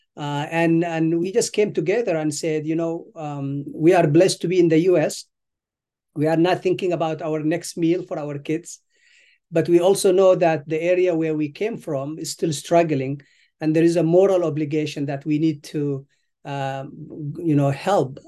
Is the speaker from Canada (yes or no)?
no; Sudan; moved away as an adult; also born or lived in Eritrea; now in United States; I was born in Eritrea. uh, East Africa. And then I left when I was a child. Um, I, I moved to Sudan